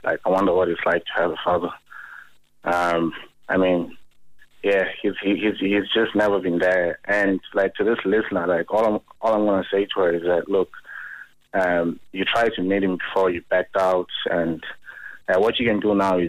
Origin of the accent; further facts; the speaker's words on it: rural Eastern Cape, South Africa; now in Ireland; I'm originally from South Africa. She moved to Johannesburg. She left me in rural Eastern Cape